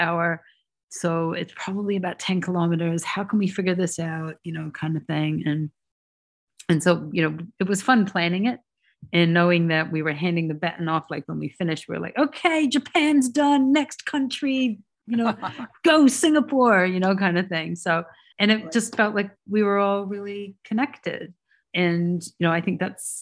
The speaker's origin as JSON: {"language": "English", "country": "New Zealand", "said": "I'm from New Zealand"}